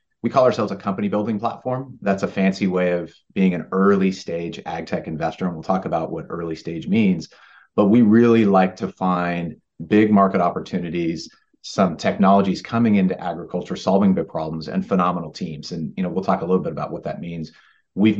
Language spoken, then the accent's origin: English; Salinas, California, United States; born and raised in Salinas, California